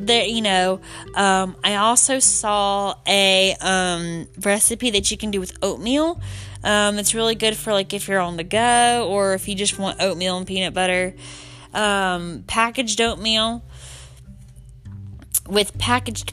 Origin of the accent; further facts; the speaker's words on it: the South, United States; I'm from the South